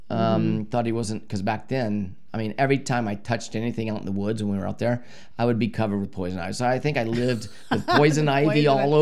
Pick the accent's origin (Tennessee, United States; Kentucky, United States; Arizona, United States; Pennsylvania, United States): Arizona, United States; also born or lived in Coshocton, Ohio; We moved here to Arizona when I was 9 years old.